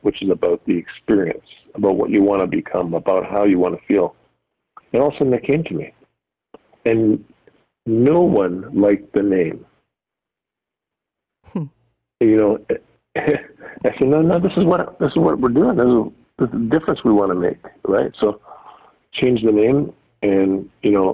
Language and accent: English; London, Ontario, Canada; I'm from London, Ontario